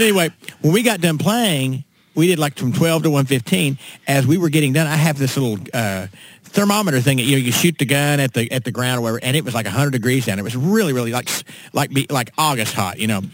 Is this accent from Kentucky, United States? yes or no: yes; Winchester, Kentucky, United States; now in Nashville, United States; I was born uh, up in central Kentucky, right around Lexington, a little town called Winchester.